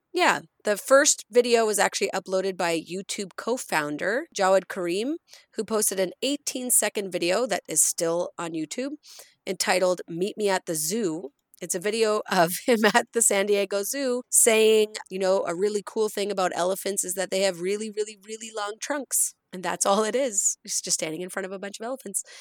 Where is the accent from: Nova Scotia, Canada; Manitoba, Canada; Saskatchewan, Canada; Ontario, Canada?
Nova Scotia, Canada; rural; also born or lived in Cape Breton Island; now in Edmonton, Canada; growing up in Nova Scotia, growing up in rural Nova Scotia